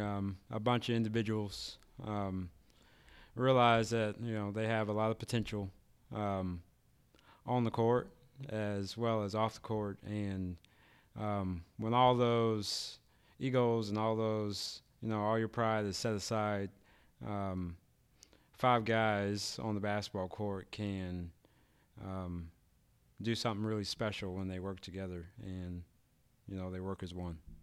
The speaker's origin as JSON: {"language": "English", "town": "Kansas City", "region": "Missouri", "country": "United States", "lives_now": "Archie, United States", "said": "I'm from, actually, from Kansas City, Missouri"}